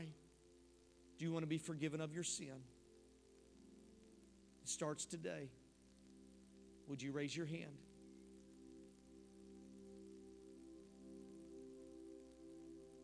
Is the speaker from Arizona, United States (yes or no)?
no; Denver, Colorado, United States; moved away; I was born and raised in Denver